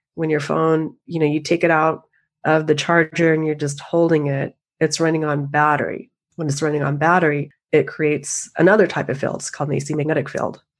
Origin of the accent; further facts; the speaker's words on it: the Northwest, Pacific Northwest, United States; I grew up in the Northwest skiing